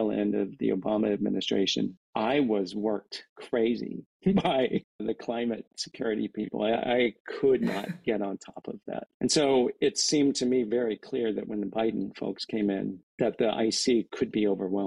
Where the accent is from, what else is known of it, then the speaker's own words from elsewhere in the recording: Kansas, United States; moved away; growing up in Kansas, my relatives there